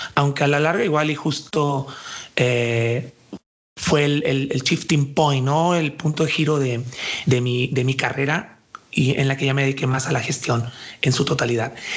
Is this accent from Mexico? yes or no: yes; Puerto Vallarta, Jalisco, Mexico; now in Guadalajara, Mexico; yo soy de aquí de Jalisco, aunque nací en Puerto Vallarta